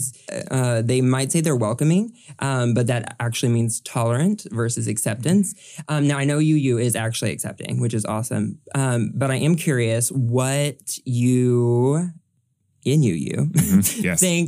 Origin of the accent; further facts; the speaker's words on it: the South, United States; I'm from the South.